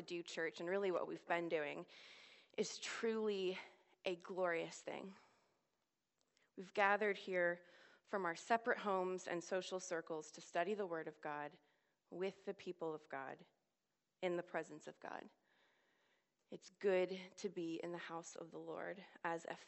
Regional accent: Washington, District of Columbia, United States; moved away as an adult; now in Oxford, United Kingdom; I'm from the Washington, D.C. area

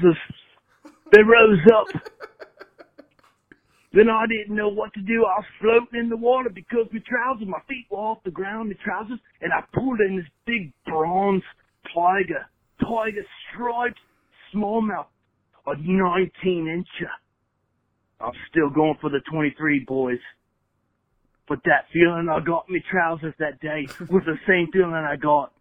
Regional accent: Australia; moved away as an adult; now in Indiana, United States; I'm from Australia. I recently moved, 2 years ago to Indiana.

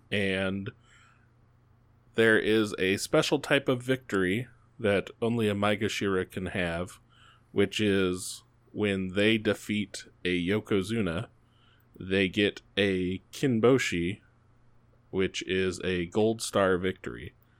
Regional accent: United States; I'm American

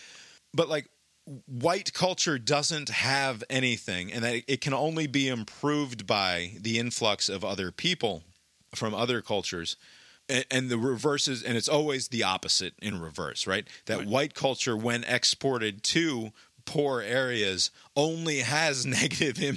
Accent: United States; I'm an American

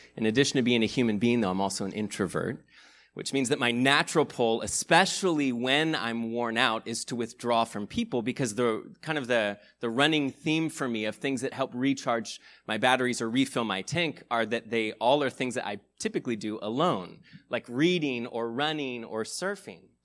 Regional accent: United States; I'm also an American who grew up in this culture that loves to value and celebrate independence

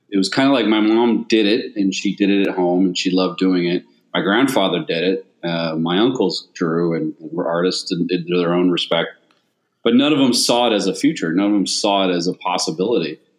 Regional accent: Altadena, California, United States; also born or lived in Pasadena, United States / Mission Viejo, United States / England, United Kingdom; now in Long Beach, United States; I grew up in several different places over my life. I was born in Pasadena. I grew up in Altadena, Orange County, down in Mission Viejo, and then moved to Long Beach to go to college.

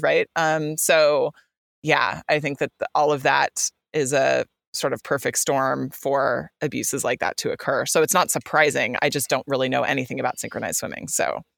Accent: California, United States; coming from the U S and even coming from the state of California

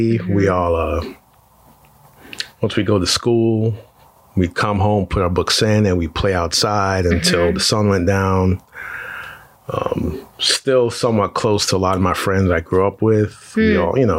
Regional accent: Altamonte Springs, Florida, United States; also born or lived in Trinidad / Winter Park, Florida; We moved to Winter Park and then we moved to Altamont Springs. So I grew up in Altamont Springs.

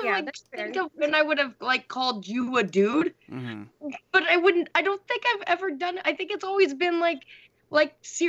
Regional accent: Orange County, California, United States; I'm from Orange County

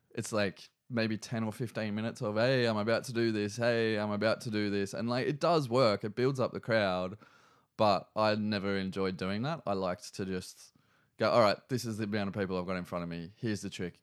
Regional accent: Newcastle, New South Wales, Australia; also born or lived in Cessnock / Sydney; we moved to Cessnock when I was in, like, really early primary school. I think I started maybe year one at, um, Ella Long Primary.

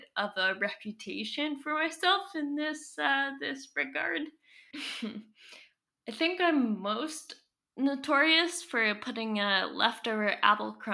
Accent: Squamish Nation territory, British Columbia, Canada; moved away as an adult; now in Lekwungen territory, Canada; I've spent most of my life before now growing up on Squamish Nation territory

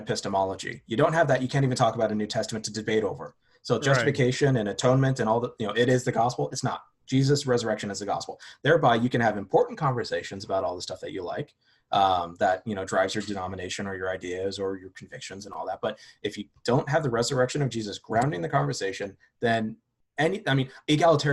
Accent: Southern California, United States; I grew up in Southern California

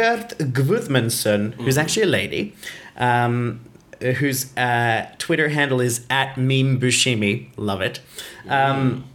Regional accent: Brisbane, Queensland, Australia; now in Iceland; Brisbane is my hometown

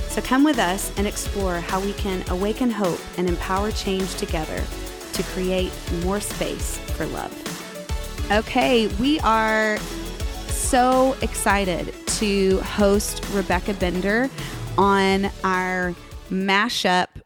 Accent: Oregon, United States; now in Texas, United States; Oregonian, born and wow. raised.

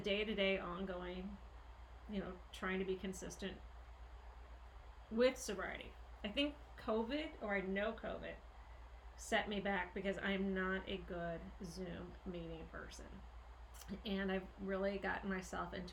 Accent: St. Louis, Missouri, United States; we do have such a history of growing up in St. Louis, Missouri. And we are childhood friends

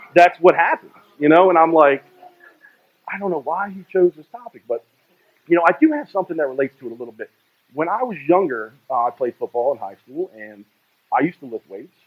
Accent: Greenbelt, Maryland, United States; I was born in Greenbelt, Maryland, and it's a little suburb outside of Washington, D.C.

